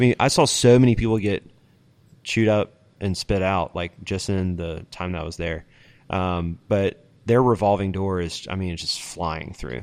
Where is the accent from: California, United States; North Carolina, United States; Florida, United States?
North Carolina, United States; Charlotte; moved away as an adult; also born or lived in Utah / Chicago; it's my hometown